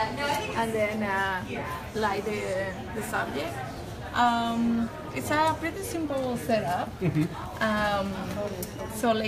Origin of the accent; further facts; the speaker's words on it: Spain; moved away; I'm from Spain.